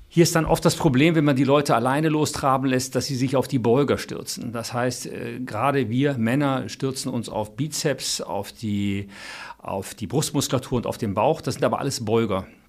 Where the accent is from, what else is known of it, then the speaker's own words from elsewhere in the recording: Cologne, North Rhine-Westphalia, Germany; Ich als Kölner